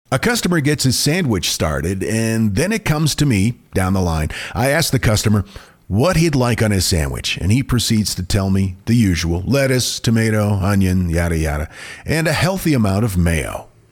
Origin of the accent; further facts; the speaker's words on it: Maine, United States; growing up in Maine